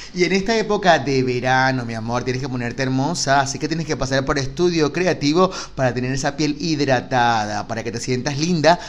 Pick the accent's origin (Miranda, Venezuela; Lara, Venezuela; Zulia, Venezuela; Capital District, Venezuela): Capital District, Venezuela; Caracas; moved away; yo soy caraqueño